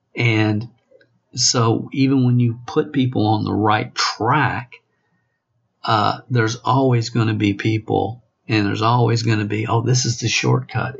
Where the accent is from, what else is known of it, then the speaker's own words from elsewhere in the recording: the South, United States; accent: Southern; I was born in in the South and have a Southern accent